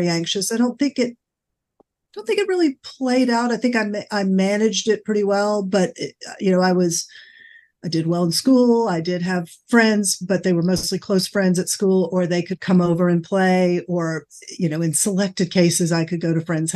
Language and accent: English; Atlanta, Georgia, United States; moved away; also born or lived in New York City; growing up in Atlanta, even though I lived in the city